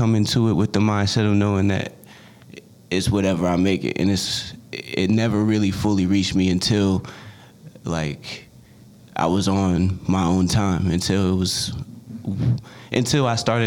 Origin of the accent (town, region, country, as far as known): Maryland, United States; born or raised there; also born or lived in North Carolina